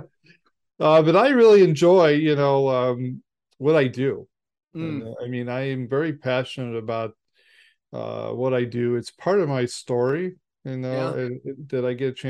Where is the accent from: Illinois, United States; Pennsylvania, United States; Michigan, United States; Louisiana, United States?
Illinois, United States; Chicago; I'm from Chicago